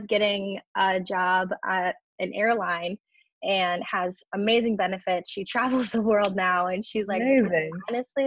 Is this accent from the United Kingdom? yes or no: no; Midwest, United States; also born or lived in California; the Midwest where I'm from